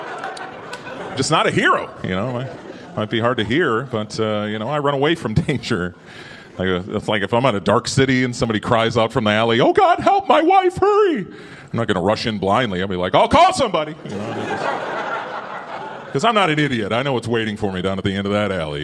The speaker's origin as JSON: {"language": "English", "region": "Minnesota", "country": "United States", "moved": "yes", "said": "I'm from Minnesota"}